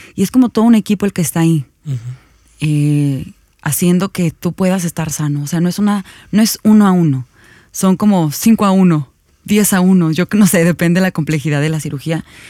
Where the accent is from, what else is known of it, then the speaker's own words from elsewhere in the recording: Mexico; como ciudadanos mexicanos